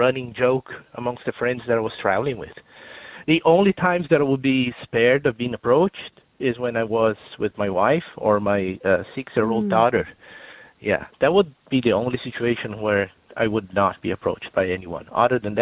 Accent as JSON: {"language": "English", "country": "Brazil", "second_language": "English", "moved": "yes", "lives_now": "Ireland", "said": "you can probably tell by my accent that I'm not from around here. I'm originally from Brazil"}